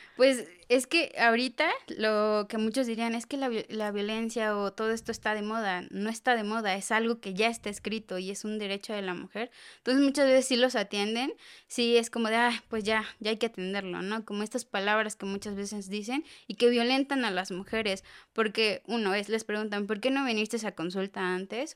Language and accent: Spanish; Oaxaca, Mexico; now in Jaltenango, Mexico; yo soy originaria de Oaxaca